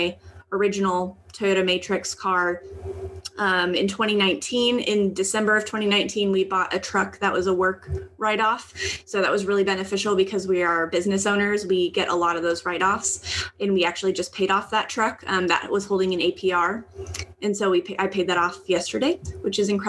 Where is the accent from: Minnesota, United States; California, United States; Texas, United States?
California, United States; Southern; We come from Southern California, where it's very expensive to live